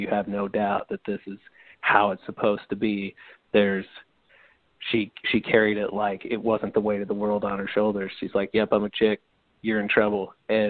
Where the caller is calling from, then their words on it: St. Louis, Missouri, United States; from St. Louis, Missouri.